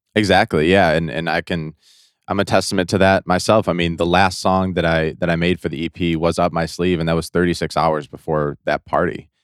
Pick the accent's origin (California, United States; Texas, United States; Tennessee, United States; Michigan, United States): Michigan, United States; Detroit; I'm from Detroit, Michigan, uh, right outside Detroit